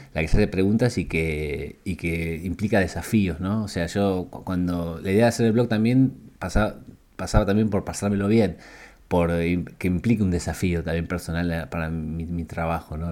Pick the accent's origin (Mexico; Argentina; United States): Argentina; moved away as an adult; now in Barcelona, Spain; el lugar de donde vengo, que es Argentina y es Latinoamérica.